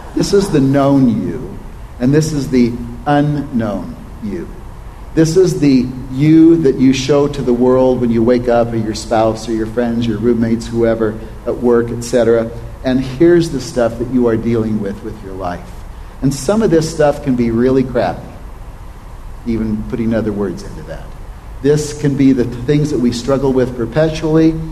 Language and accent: English; Oregon, United States; I was raised in Oregon on a cattle ranch